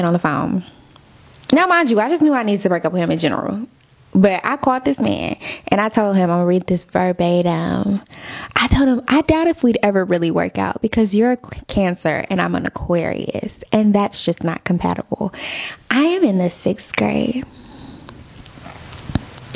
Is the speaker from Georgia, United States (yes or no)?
no; Austin, Texas, United States; moved away as an adult; now in Dallas, United States; I'm from Austin